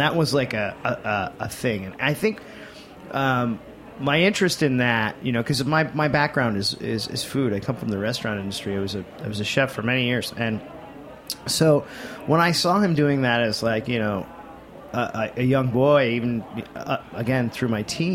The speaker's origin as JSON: {"language": "English", "town": "Mexico", "region": "New York", "country": "United States", "tie": "born or raised there", "moved": "yes", "said": "we grew up in Apple Country"}